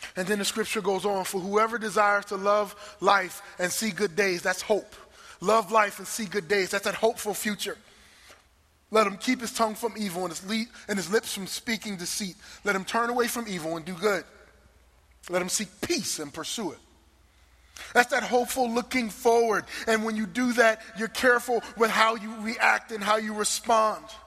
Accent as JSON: {"language": "English", "region": "New Jersey", "country": "United States", "moved": "yes", "said": "I'm from New Jersey"}